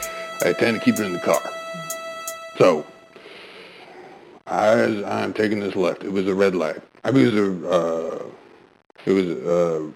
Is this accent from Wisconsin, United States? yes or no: yes; Blartsbury, Wisconsin, United States; I was driving through my hometown of Blartsbury, Wisconsin, and I was making a left, like I normally do.